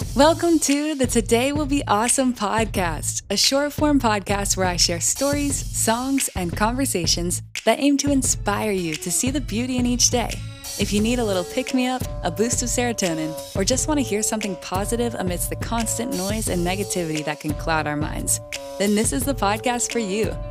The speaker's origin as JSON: {"language": "English", "town": "Greenville", "region": "South Carolina", "country": "United States", "tie": "born or raised there"}